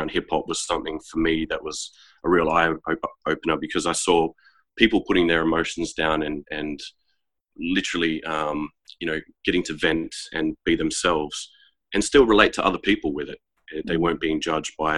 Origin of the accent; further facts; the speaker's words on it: Queanbeyan, New South Wales, Australia; now in Canberra, Australia; growing up in Queanbeyan and going through the ranks